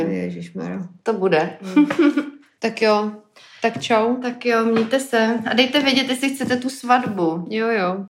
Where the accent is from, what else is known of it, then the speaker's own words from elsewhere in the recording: Prague, Czechia; já jako Pražák